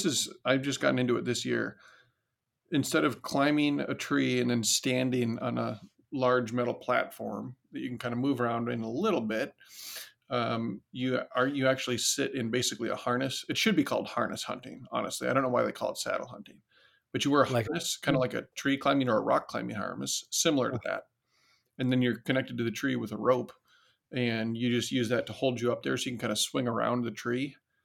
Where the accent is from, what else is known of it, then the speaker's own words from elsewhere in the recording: Decorah, Iowa, United States; I grew up in Northeast Iowa, a little town called Decorah